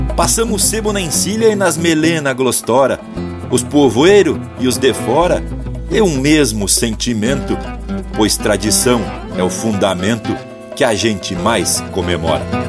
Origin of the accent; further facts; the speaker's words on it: Santa Maria, Rio Grande do Sul, Brazil; lá de Santa Maria da Boca do Monte, onde me criei dançando, sapateando, declamando e festejando